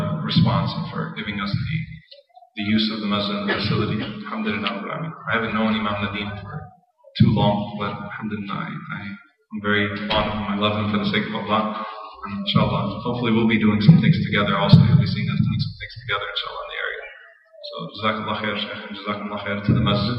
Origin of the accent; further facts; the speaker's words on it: United States; I'm an American too. I grew up in this country.